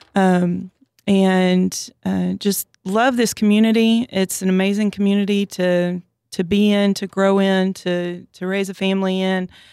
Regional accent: Orange, Texas, United States; moved away as an adult; now in College Station, United States; I grew up in Southeast Texas, Orange, Texas

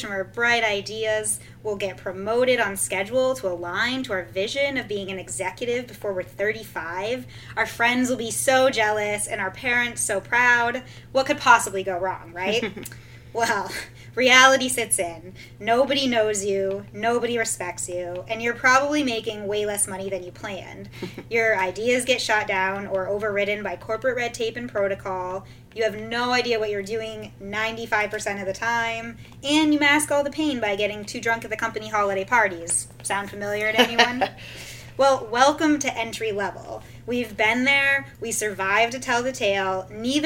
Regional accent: Vermont, United States; moved away as an adult; I grew up in Vermont, way up north.

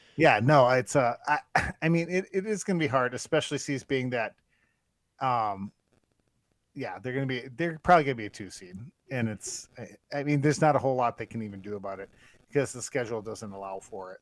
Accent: Northwest Wisconsin, United States; I'm from Northwest Wisconsin

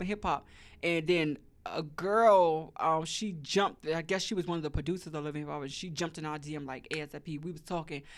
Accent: Washington, District of Columbia, United States; now in Atlanta, United States; I also wanna go back to my hometown, to the D M V

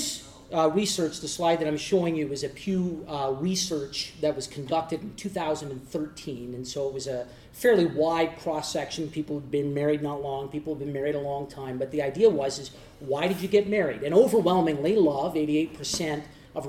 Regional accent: Eastern Canada, Canada; we're from Eastern Canada and not from Western Canada

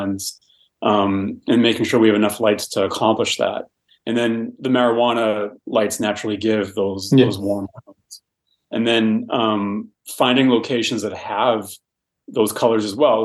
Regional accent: Boston, Massachusetts, United States; now in Los Angeles, United States; I'm from Boston

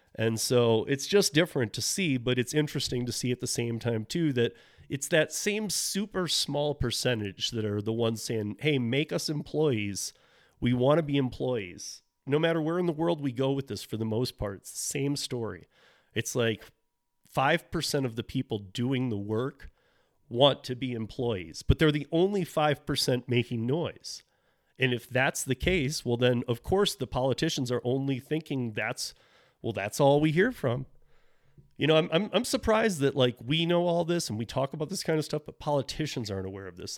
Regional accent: Michigan, United States; my home state of Michigan

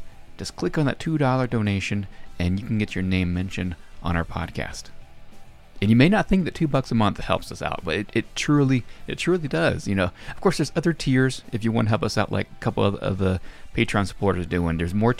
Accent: Reno, Nevada, United States; moved away; I go back to my hometown of Reno, Nevada, show you where I kind of grew up.

